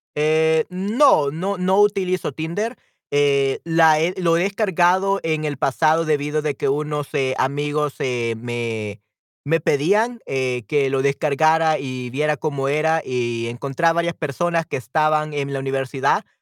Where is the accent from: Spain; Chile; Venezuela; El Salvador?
El Salvador; en mi caso, en El Salvador, si soy del Salvador